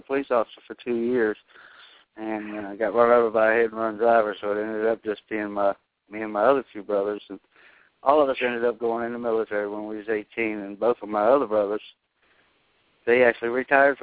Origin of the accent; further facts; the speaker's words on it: Southern Virginia, United States; also born or lived in Washington, D.C.; I grew up in Southern Virginia. I was born in Washington, D.C., and I moved to Southern Virginia when I was about 8